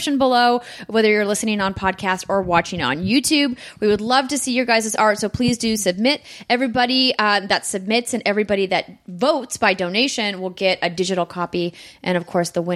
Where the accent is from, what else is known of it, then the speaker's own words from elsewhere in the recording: Fargo, North Dakota, United States; moved away; Fargo, my hometown